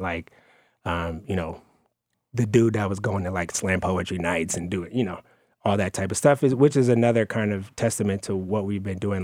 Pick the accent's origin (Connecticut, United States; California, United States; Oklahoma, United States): California, United States; Oakland; I'm from Oakland, California